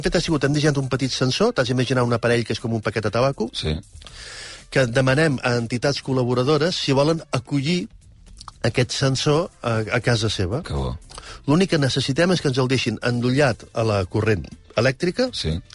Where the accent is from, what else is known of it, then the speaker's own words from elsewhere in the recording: Catalonia, Spain; No, més que estupendos, som, som, som d'aquí. Som catalans.